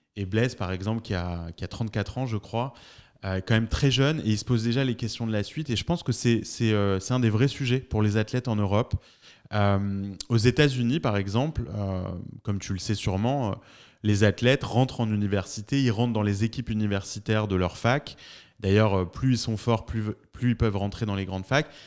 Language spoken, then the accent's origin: French; Paris, Île-de-France, France; also born or lived in Marseille; je suis parisien. Euh, j'ai grandi à Paris et j'ai étudié à Marseille